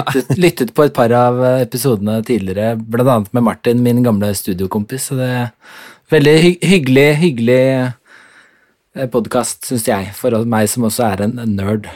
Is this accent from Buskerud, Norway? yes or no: no; Oslo, Norway; also born or lived in Denmark / Horten / England; de er jo begge fra Oslo, mine foreldre. Så ja. da flyttet vi til slutt tilbake til Oslo. og så har jeg bodd der siden jeg var seks år